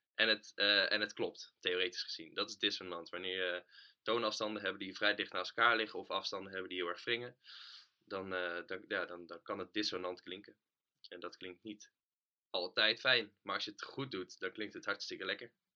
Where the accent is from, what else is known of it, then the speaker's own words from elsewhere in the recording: Utrecht, Netherlands; also born or lived in Houten; als Utrechter